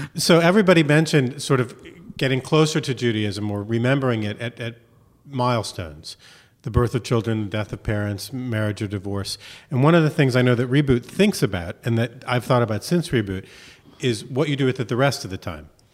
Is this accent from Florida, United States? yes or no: yes; Miami, Florida, United States; also born or lived in Chicago; I grew up in Miami